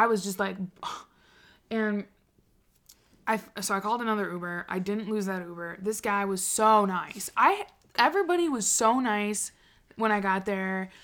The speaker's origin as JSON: {"language": "English", "region": "Wisconsin", "country": "United States", "said": "I was from Wisconsin"}